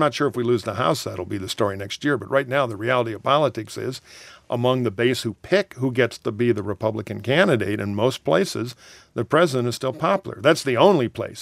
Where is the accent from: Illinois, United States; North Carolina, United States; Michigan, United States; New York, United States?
Michigan, United States; Detroit; grew up in Detroit